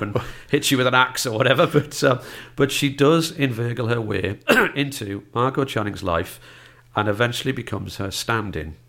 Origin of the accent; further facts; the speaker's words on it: North East England, United Kingdom; accent: northeast; my northeast accent